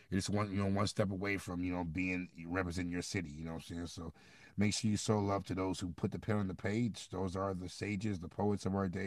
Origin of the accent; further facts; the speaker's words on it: Midwest, United States; because I'm I'm from the Midwest. He was not getting hyphy in the Midwest, you know.